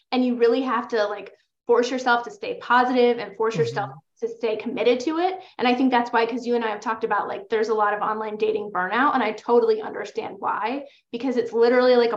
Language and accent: English; New York, United States; I'm from New York